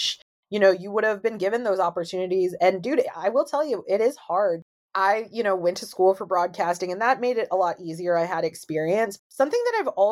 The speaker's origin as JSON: {"language": "English", "town": "Florissant", "region": "Missouri", "country": "United States", "tie": "born or raised there", "also_born_or_lived": "St. Louis", "said": "I grew up in Florissant, and it's primarily, well, at the time, it was primarily white"}